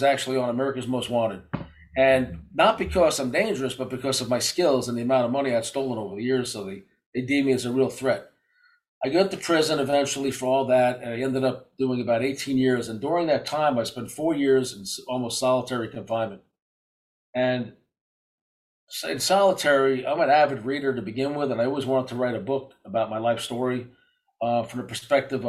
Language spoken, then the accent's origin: English; New York City, New York, United States; I grew up in Brooklyn, New York